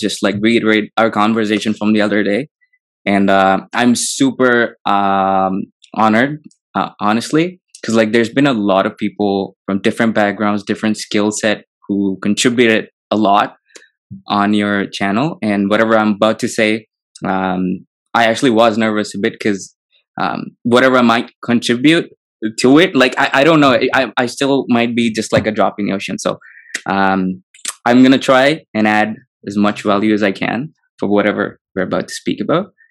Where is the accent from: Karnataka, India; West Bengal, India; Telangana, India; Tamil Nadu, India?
Telangana, India; Hyderabad; growing up in Hyderabad, it's beautiful. I love the city.